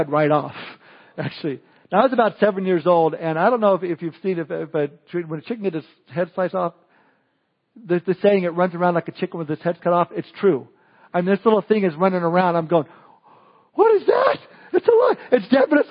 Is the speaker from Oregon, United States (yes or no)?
no; Southern California, United States; Growing up in Southern California, I would spend my summers at the beach